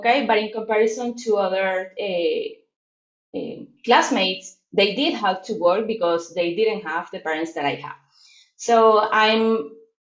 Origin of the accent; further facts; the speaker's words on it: Venezuela; English is a second language; I'm from Venezuela, Latin America